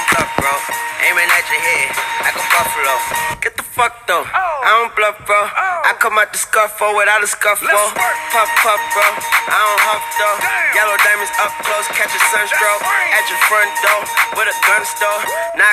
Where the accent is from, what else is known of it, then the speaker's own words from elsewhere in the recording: New York City, New York, United States; moved away as an adult; now in Atlanta, United States; From Brooklyn, New York, but I moved out here to Atlanta a couple years ago.